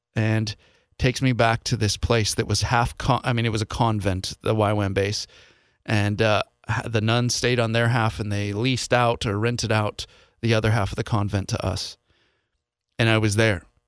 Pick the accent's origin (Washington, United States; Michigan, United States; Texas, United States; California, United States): Washington, United States; Seattle; moved away as an adult; also born or lived in Ireland; I'm from the Seattle area